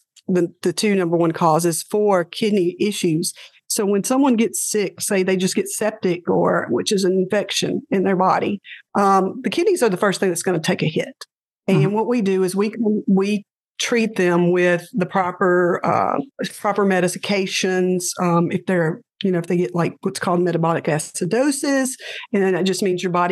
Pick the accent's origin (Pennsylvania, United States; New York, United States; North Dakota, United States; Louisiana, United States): Louisiana, United States; I'm from Louisiana.